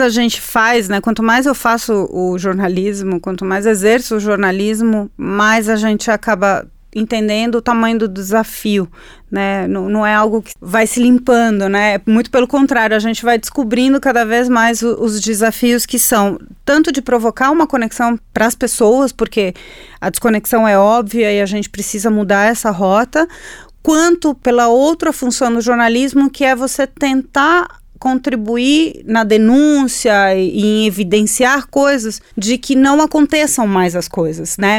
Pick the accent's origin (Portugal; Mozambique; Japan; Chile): Chile; Portuguese is a second language; now in Brazil; eu nasci de frente para o Pacífico, né? Eu sou chilena, eu nasci de frente para o mar